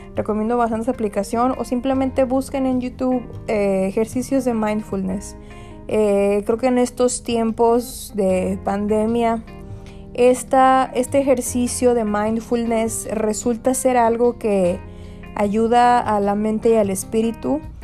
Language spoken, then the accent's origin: Spanish; Mexico; moved away as an adult; now in United States; soy mexicana